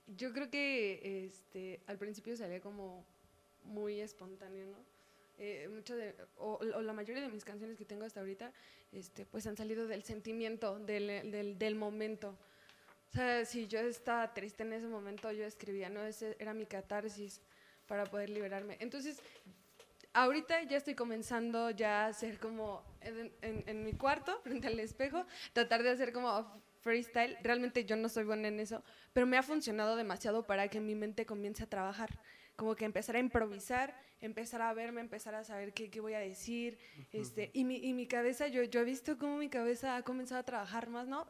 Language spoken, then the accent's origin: Spanish; San Antonio la Isla, State of Mexico, Mexico; San Antonio, la isla, Estado de México